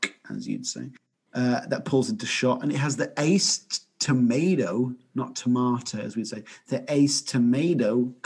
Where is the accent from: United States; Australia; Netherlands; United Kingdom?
United Kingdom; England; as an English person